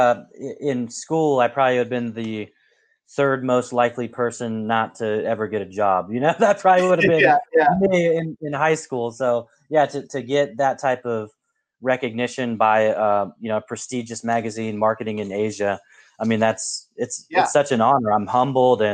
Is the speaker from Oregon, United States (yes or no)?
yes; Portland, Oregon, United States; where I grew up in the Pacific Northwest. I grew up in Portland